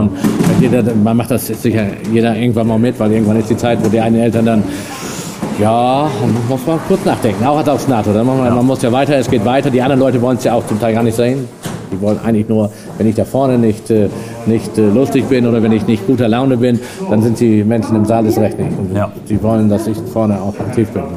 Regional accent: Norden, Lower Saxony, Germany; ich komme ja aus Norden Ostfriesland

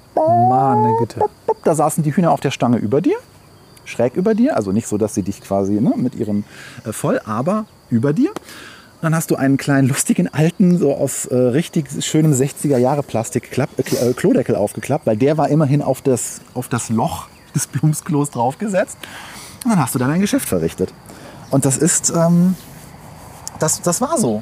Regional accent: Germany; ich bin in Slowenien nicht aufgewachsen. Ich bin in Deutschland geboren, als mein Vater ausgewandert ist

